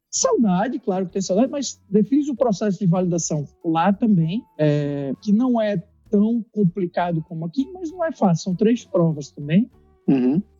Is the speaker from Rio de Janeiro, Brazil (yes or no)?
no; Recife, Pernambuco, Brazil; born there; moved away as an adult; also born or lived in São Paulo; na verdade eu, eu, eu nasci em Recife, né? É, e depois de Recife, eu decidi fazer faculdade fora. Então, é, eu fui fazendo no interior de São Paulo, fiz na USP de Ribeirão Preto